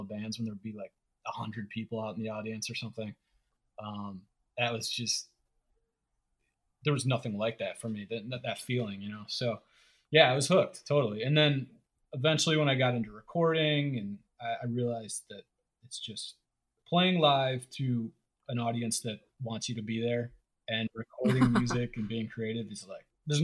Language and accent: English; Ohio, United States; moved away; I'm from Ohio